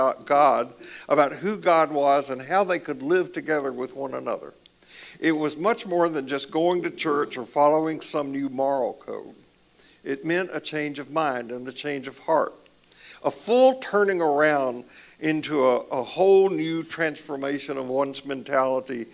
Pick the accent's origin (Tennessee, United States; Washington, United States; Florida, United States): Tennessee, United States; Columbia; When I was growing up in the church that I grew up in Columbia, Tennessee, in the South